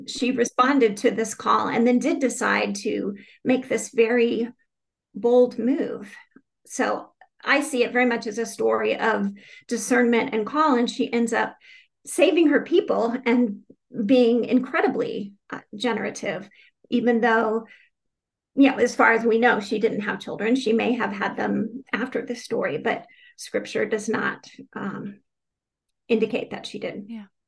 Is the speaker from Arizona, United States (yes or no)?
yes; Phoenix, Arizona, United States; moved away as an adult; also born or lived in Tucson, Arizona; now in Richmond, United States; I grew up in Phoenix, Arizona